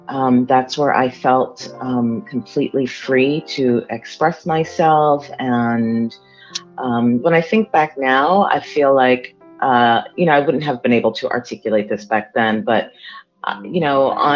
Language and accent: English; Miami, Florida, United States; also born or lived in Democratic Republic of the Congo; I grew up in Miami, but I was born in Africa. It was Zaire at the time. It's the Democratic Republic of Congo.